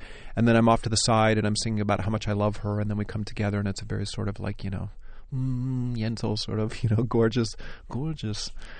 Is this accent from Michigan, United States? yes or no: no; New York, United States; I'm definitely a New Yorker. I definitely live in New York.